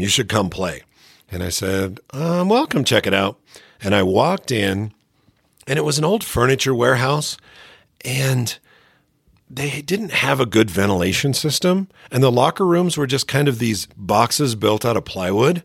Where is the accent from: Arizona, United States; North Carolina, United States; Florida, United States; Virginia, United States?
Arizona, United States; Phoenix; moved away; I grew up in Phoenix